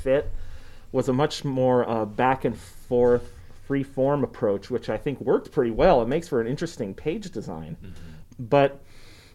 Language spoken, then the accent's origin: English; Bellingham, Washington, United States; moved away as an adult; also born or lived in Seattle, Washington; now in Boise, United States; I'm from Bellingham, Washington. I moved to Bellingham, Washington when I was in, you know, middle school, and I went through high school there.